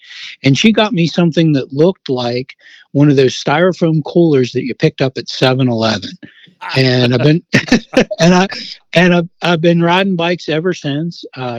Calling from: Charleston, West Virginia, United States; I am calling from Charleston, West Virginia.

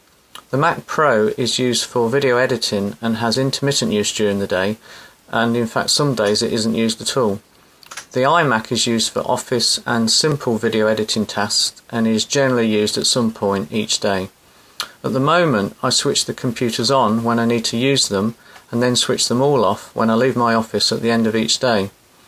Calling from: England, United Kingdom; I'm calling from England.

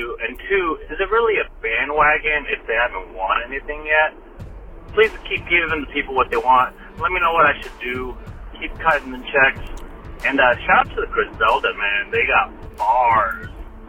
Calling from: Orange County, California, United States; I'm calling from Orange County, California. And I've never been a diehard or like much of a football guy, more of a basketball guy, but you know, during my time, I'm 34

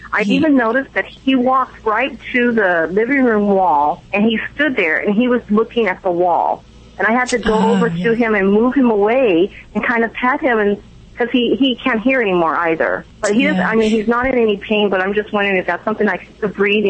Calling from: Laguna Beach, California, United States; Laguna Beach.

